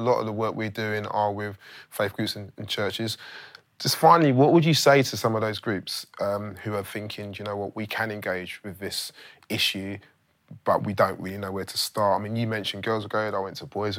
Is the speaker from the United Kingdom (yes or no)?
yes; London, United Kingdom; I'm from London